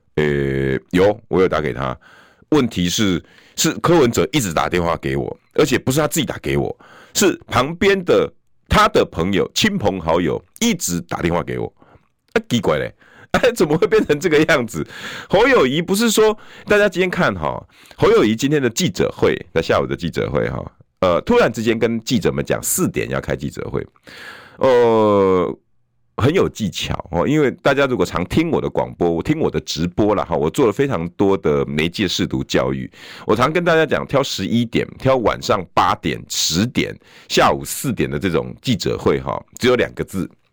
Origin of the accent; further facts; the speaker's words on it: Taiwan; 我们家乡